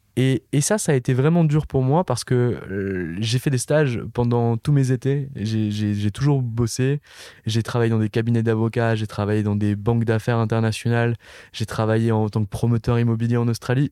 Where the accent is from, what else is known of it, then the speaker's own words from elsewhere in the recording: Nancy, Grand Est, France; je viens pas de Paris et je viens d'une ville du nord-est de la France qui s'appelle Nancy